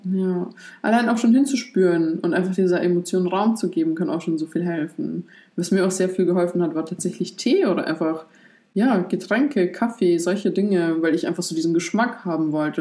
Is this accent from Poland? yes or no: yes; Poland; moved away; Ich komme gebürtig aus Polen